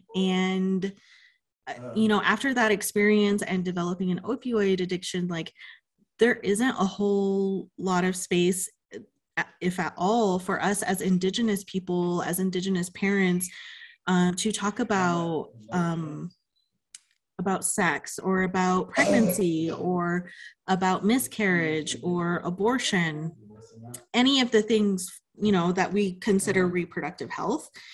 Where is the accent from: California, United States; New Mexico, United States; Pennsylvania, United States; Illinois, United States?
New Mexico, United States; Pueblo of Laguna; now in Albuquerque, United States; I'm from the Pueblo of Laguna, where I grew up.